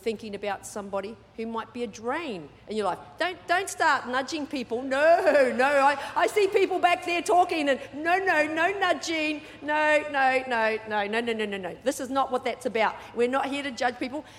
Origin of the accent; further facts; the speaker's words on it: New Zealand; also born or lived in Sydney, Australia / Perth, Australia / Brisbane, Australia / Mackay, Australia; now in Australia; I was brought up in New Zealand, but 3 different parts of New Zealand.